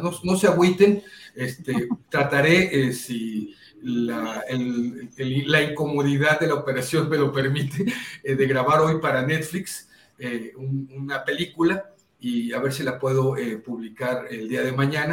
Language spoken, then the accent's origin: Spanish; Poza Rica, Veracruz, Mexico; moved away; soy de Poza Rica, Veracruz